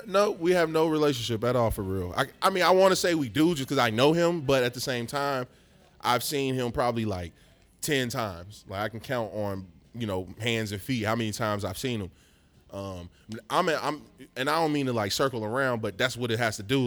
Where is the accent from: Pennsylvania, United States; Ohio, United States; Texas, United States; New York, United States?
Ohio, United States; Lincoln Heights; also born or lived in West Chester, Ohio; I'm from Lincoln Heights.